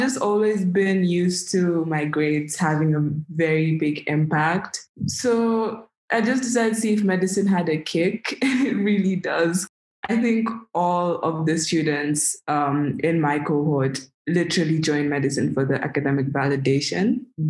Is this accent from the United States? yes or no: no; Kenya